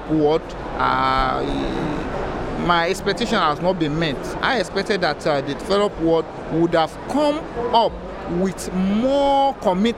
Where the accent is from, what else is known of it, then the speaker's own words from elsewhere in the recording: Nigeria; I'm a Nigerian journalist. I report for the News Agency of Nigeria